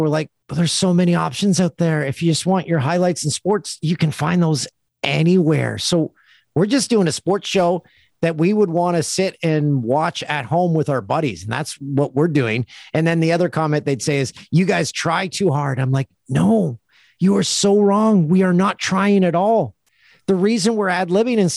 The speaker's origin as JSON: {"language": "English", "country": "Canada", "said": "we're proud of being Canadian"}